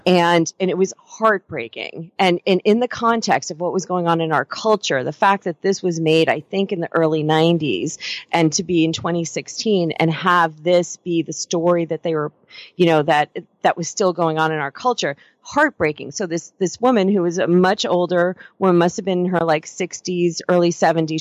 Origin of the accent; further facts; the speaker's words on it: Stony Brook, New York, United States; moved away as an adult; now in California, United States; growing up in New York, particularly on Long Island, I'm from out in Stony Brook area.